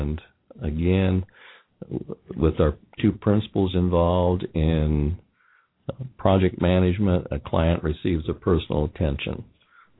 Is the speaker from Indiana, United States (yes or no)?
yes; Indiana, United States; also born or lived in Ohio; now in Kentucky, United States; being born and raised in Indiana, having spent most of my time in Ohio, and now I'm living in Kentucky